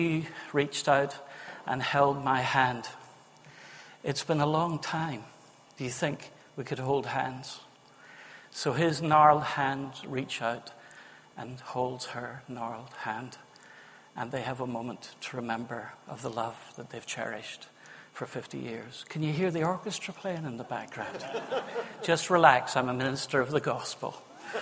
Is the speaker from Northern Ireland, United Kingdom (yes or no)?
yes; Northern Ireland, United Kingdom; now in Witney, United Kingdom; I'm Northern Irish.